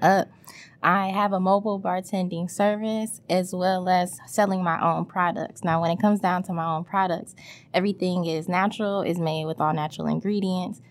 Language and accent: English; Detroit, Michigan, United States; also born or lived in Lansing, Michigan; going to elementary school in Wayne, right there on Wayburn and Whittier